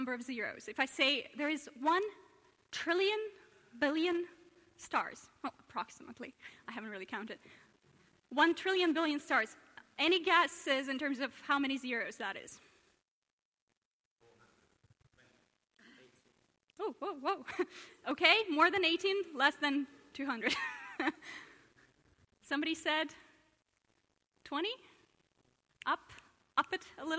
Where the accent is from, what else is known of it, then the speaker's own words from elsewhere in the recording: Russia; now in Oxford, United Kingdom; I hail from Russia originally